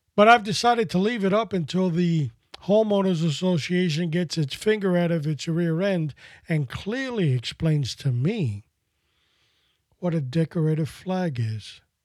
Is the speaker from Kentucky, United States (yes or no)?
no; New York City, New York, United States; growing up in New York City as a kid